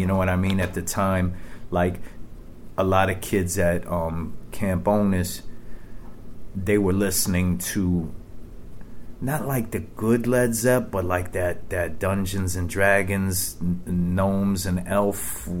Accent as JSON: {"language": "English", "town": "Brooklyn", "region": "New York", "country": "United States", "tie": "born or raised there", "said": "Well, I say it doesn't exist anymore, right, right. But it was Gowanus."}